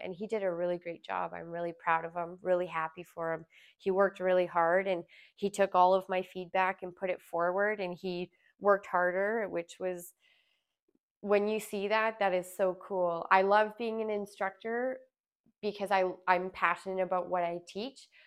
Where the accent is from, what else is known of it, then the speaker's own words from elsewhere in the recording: Alberta, Canada; moved away as an adult; also born or lived in Smithers, British Columbia; I born and raised in Alberta